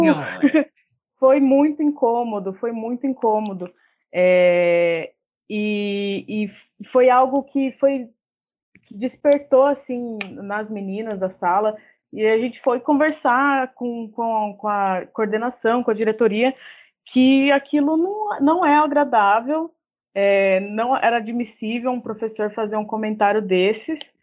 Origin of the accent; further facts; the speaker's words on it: São Paulo, Brazil; moved away as an adult; now in Bauru, Brazil; sou de São Paulo, moro aqui em Bauru tem alguns anos já, vim fazer faculdade